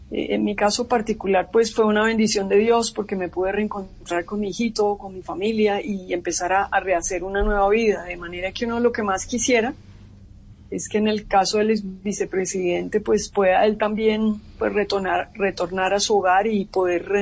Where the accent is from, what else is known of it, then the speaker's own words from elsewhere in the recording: Colombia; pues porque en este caso pues todos somos colombianos